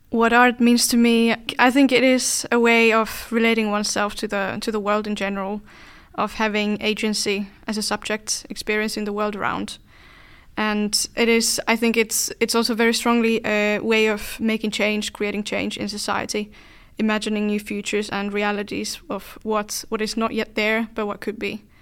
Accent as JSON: {"language": "English", "country": "Finland", "said": "And I am from Finland"}